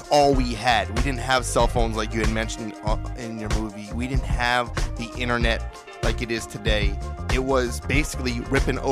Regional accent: Philadelphia, Pennsylvania, United States; I'm from Philly

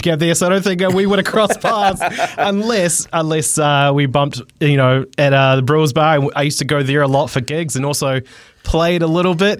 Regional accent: Tauranga, Bay of Plenty, New Zealand; I grew up in Tauranga as well

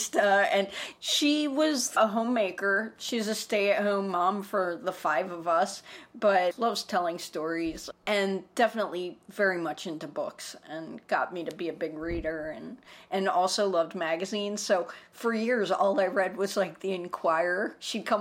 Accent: Silver Spring, Maryland, United States; moved away as an adult; also born or lived in New York; I'm from Silver Spring, Maryland, and that's a suburb of D.C.

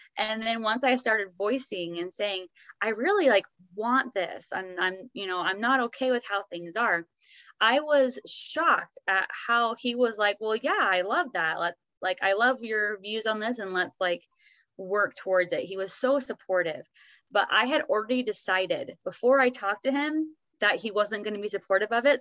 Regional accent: Oregon, United States; now in Utah, United States; I grew up in Oregon, but we both live in Utah

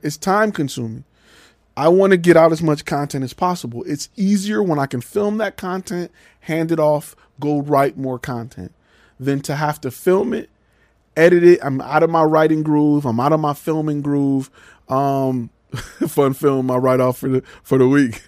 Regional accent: Detroit, Michigan, United States; also born or lived in Atlanta; now in Dallas, United States; I'm from Detroit

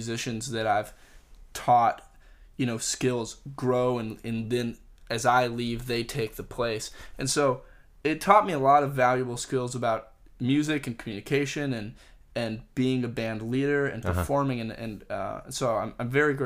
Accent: Pensacola, Florida, United States; I grew up in Pensacola is a small town

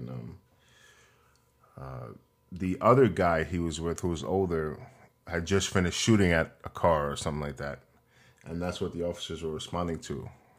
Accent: New York, United States; I'm from New York and I grew up here, and New York, I mean, there are conservatives here, but it's mostly liberals.

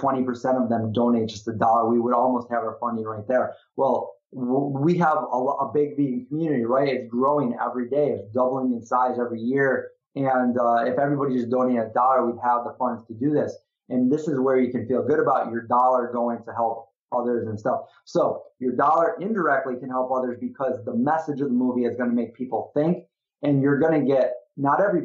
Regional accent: Syracuse, New York, United States; my hometown, Syracuse, New York. This is where I grew up

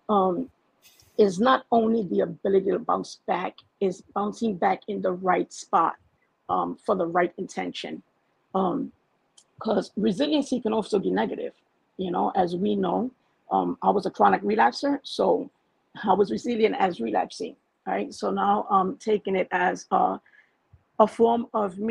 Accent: New York City, New York, United States; moved away as an adult; now in New Jersey, United States; I'm from Bushwick, Brooklyn, born and raised there. I didn't come to Jersey till I was 32

